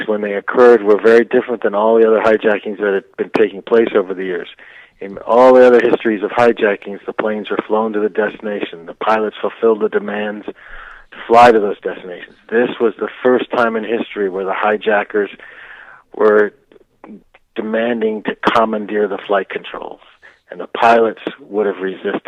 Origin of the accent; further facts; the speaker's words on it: Anaheim, California, United States; we grew up in Southern California. We grew up in Anaheim